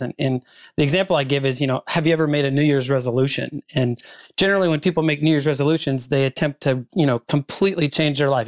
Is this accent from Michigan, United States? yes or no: yes; Ann Arbor, Michigan, United States; I spoke at a conference here in my hometown of Ann Arbor, Michigan